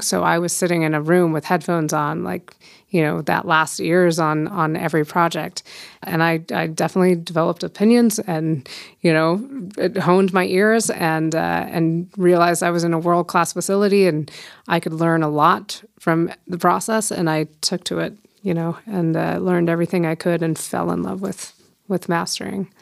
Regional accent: Fort Collins, Colorado, United States; also born or lived in Denver, Colorado / Boulder, Colorado; born and raised in Fort Collins

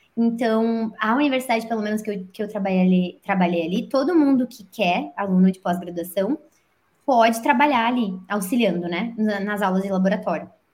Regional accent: Brazil; moved away as an adult; como a gente cresce com um pensamento errado, né, no Brasil

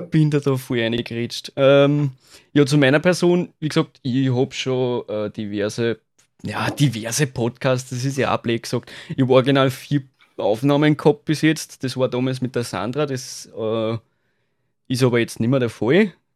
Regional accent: Austria; als Österreicher

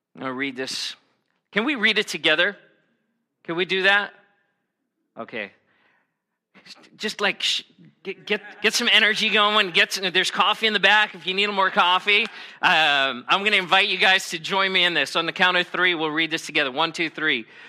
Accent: United States; I'm American

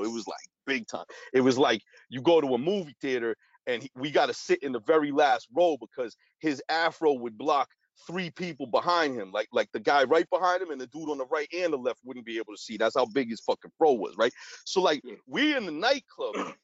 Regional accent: Boston, Massachusetts, United States; we from Boston

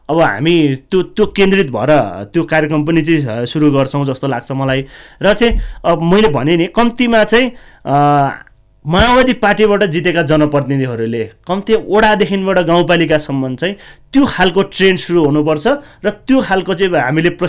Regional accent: Kshetrapa, Bagmati, Nepal; क्षेत्रपामा मेरो गाउँ क्षेत्रपा होइन

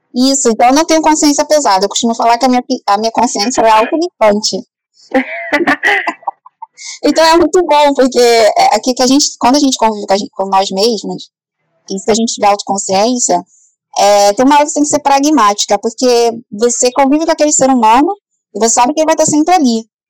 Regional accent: Rio de Janeiro, Brazil; Eu vim do Complexo do Alemão, que é uma grande favela aqui do, do Rio

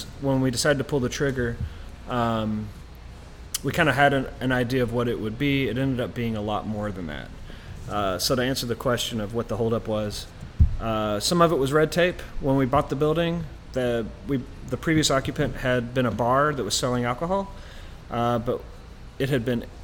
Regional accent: Louisville, Kentucky, United States; we're from the Louisville area

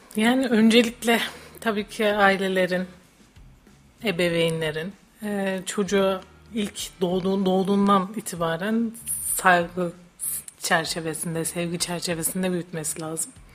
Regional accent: Hatay, Turkey; moved away as an adult; now in Kayseri, Turkey; Ben Hataylıyım.

